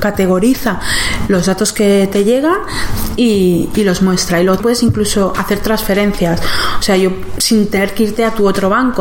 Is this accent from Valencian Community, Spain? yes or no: yes; Valencia, Valencian Community, Spain; moved away as an adult; also born or lived in Berlin, Germany; now in Germany; esta empresa está en España, que es de donde soy yo, de Valencia